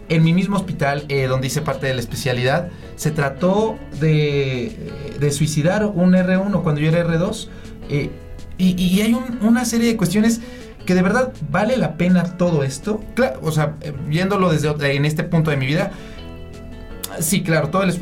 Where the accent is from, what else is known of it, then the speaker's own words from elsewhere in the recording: Puebla, Mexico; now in Mexico City, Mexico; en mi caso, de Puebla vine para la Ciudad de México.